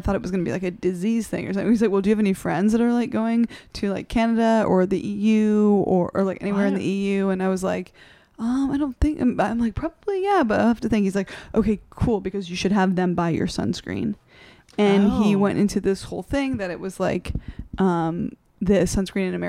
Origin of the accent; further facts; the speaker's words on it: South Carolina, United States; moved away; I mostly grew up in South Carolina.